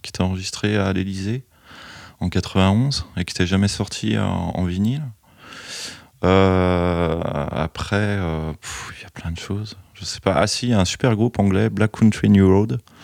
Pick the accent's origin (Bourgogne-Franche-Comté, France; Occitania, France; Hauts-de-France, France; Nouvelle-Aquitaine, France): Bourgogne-Franche-Comté, France; Chalon-sur-Saône; je suis originaire de Chalon, j'ai connu des disquaires à Chalon